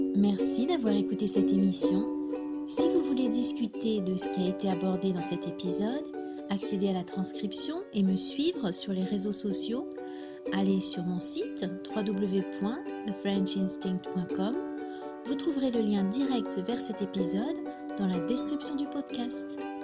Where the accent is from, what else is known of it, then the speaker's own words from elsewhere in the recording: France; je suis française